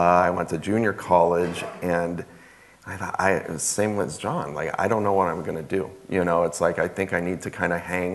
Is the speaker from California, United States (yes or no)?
yes; Ventura County, Southern California, United States; I grew up in Ventura County, Southern California, not far from Los Angeles